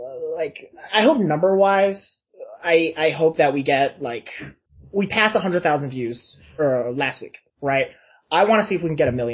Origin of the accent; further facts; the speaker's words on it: United States; I'm a Chinese person, I grew up in the United States